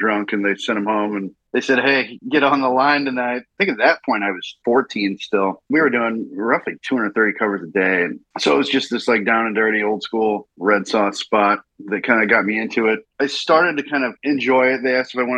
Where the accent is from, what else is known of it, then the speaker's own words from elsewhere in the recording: Indiana, United States; moved away as an adult; also born or lived in Hyde Park, New York; growing up in Indiana